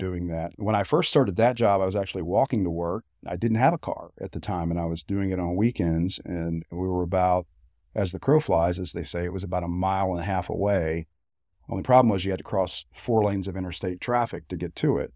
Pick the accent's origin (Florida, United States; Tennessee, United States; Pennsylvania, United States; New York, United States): Tennessee, United States; Sevier County; born or raised there; also born or lived in Knoxville, Tennessee